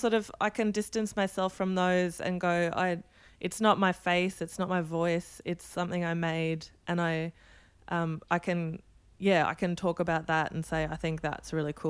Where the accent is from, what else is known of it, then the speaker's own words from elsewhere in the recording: Australia; I am pretty Australian. I just don't have an Australian passport.